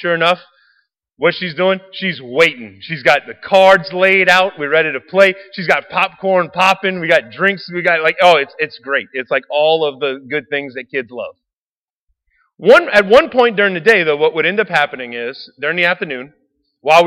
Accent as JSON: {"language": "English", "town": "Raceland", "region": "Louisiana", "country": "United States", "tie": "born or raised there", "said": "I grew up in Raceland."}